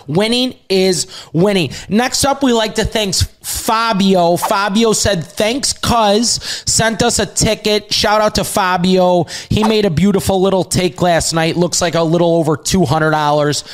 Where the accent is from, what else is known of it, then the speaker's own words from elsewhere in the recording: Chicago, Illinois, United States; we're from Chicago